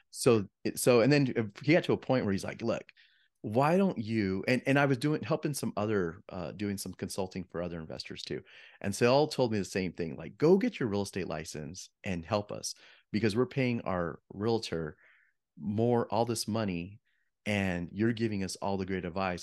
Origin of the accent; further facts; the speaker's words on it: Yuma, Arizona, United States; moved away as an adult; also born or lived in Flagstaff, Arizona; now in Phoenix, United States; I'm a Arizona native. So, I grew up in Yuma, Arizona